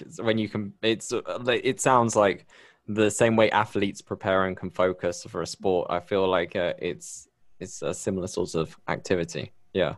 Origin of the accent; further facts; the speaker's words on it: Bristol, South West England, United Kingdom; accent: UK; moved away as an adult; now in Medellín, Colombia; I'm originally from Bristol in the U K, but I moved here, um, a few years ago